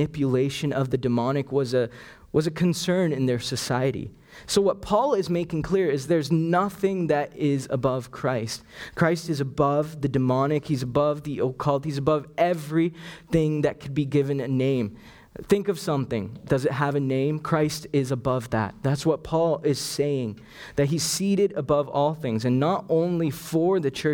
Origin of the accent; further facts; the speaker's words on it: Canada; also born or lived in Sri Lanka; I was born in Sri Lanka, and it was only when I was 5 that my family moved here to Canada.